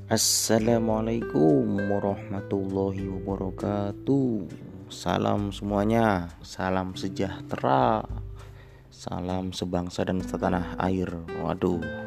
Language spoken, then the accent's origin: Indonesian; Bogor, West Java, Indonesia; Gua asli suku Sunda. Tepatnya di Bogor